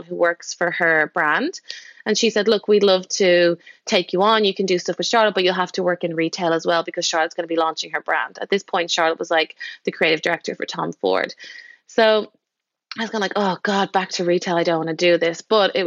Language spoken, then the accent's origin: English; Dublin, Leinster, Ireland; moved away as an adult; I'm from Dublin, and I was makeup artist there